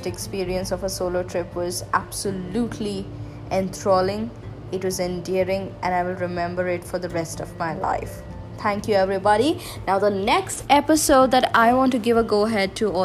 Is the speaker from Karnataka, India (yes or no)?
yes; Hubli, Karnataka, India; I had booked my bus to my hometown in Hubli